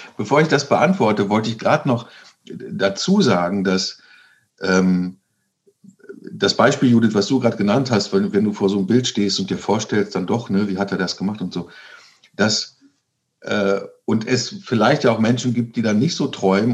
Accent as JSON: {"language": "German", "area": "East Frisia", "region": "Lower Saxony", "country": "Germany", "tie": "born or raised there", "moved": "yes", "said": "ich ähm, einen Großteil meiner Kindheit äh, äh, im Norden verbracht habe, in Ostfriesland"}